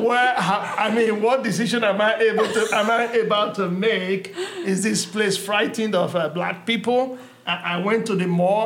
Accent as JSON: {"language": "English", "country": "Nigeria", "moved": "yes", "lives_now": "Bentonville, United States", "said": "I'm originally from Nigeria, West Africa, and my mom was a trader. And I moved to the United States in 1986"}